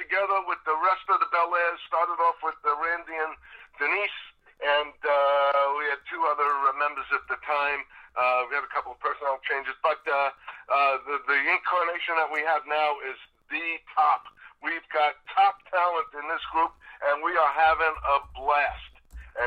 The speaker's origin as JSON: {"language": "English", "town": "New York City", "region": "New York", "country": "United States", "tie": "born or raised there", "also_born_or_lived": "Bronx, New York", "moved": "yes", "lives_now": "New Hampshire, United States", "said": "I was born in the Bronx in 1950, and I was raised pretty much in Queens"}